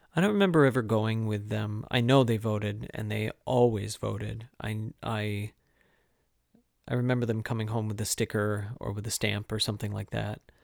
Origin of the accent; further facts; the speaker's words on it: Owosso, Michigan, United States; now in Connecticut, United States; I grew up in Owasso, but, um, Montrose, Chesning